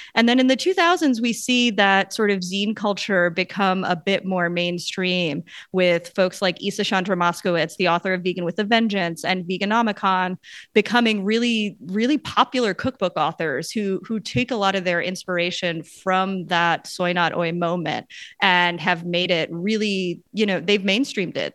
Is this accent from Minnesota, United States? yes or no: no; Long Island, Suffolk County, New York, United States; I grew up on Long Island in Suffolk County